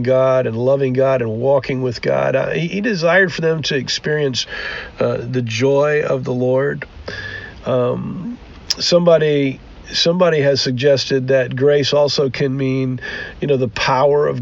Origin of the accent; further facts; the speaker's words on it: United States; we as Western American Christians